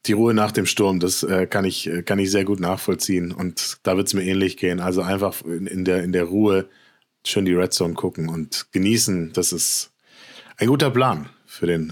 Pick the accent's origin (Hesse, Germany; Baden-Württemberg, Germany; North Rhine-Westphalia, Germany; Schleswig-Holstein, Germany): Hesse, Germany; Frankfurt; Frankfurt, meine Geburtsstadt